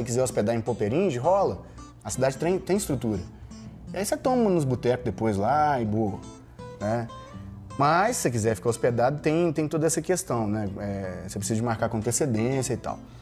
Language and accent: Portuguese; Viçosa, Brazil; Viçosa, minha terra natal